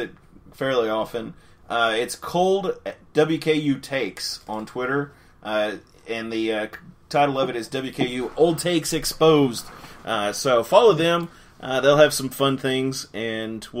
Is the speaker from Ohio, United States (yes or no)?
no; Allen County, Kentucky, United States; I grew up in Allen.